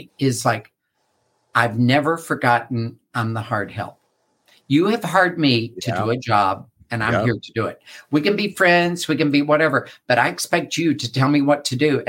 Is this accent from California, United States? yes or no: no; West Virginia, United States; moved away; I grew up in West Virginia, right, in a holler, literally.